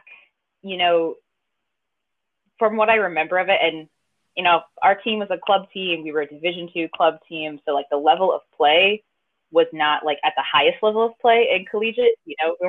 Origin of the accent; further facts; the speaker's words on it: Pennsylvania, United States; moved away as an adult; now in Baltimore, United States; I'm from Pennsylvania, but only about the town I grew up is like half a mile from the Maryland border